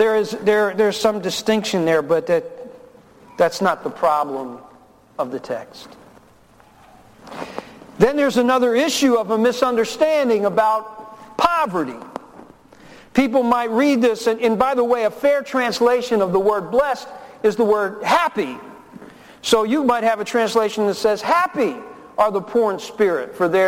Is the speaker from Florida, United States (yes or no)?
no; Newark, New Jersey, United States; also born or lived in Memphis, Tennessee; My father abandoned my family when I was 4 years old and put us on a train from Memphis and sent us up to Newark, New Jersey. I was born in Memphis, and we moved in with my grandparents.